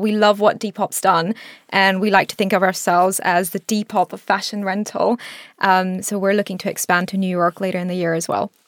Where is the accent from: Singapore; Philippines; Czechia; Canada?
Singapore; also born or lived in India; now in United Kingdom; I grew up in Singapore